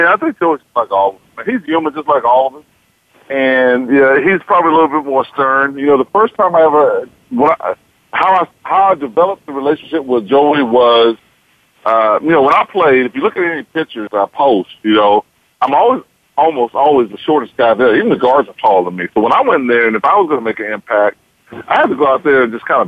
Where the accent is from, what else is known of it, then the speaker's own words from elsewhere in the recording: Houston, Texas, United States; moved away as an adult; also born or lived in Wyoming; I'm from Cashman Gardens, Houston, Texas